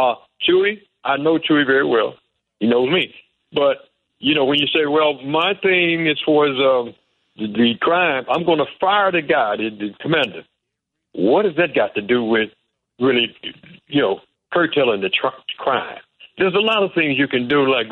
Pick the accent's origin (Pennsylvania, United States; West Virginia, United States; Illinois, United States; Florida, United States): Illinois, United States; Chicago; But I grew up in Chicago, and I know what happened. I know how I was treated when I was a kid in Chicago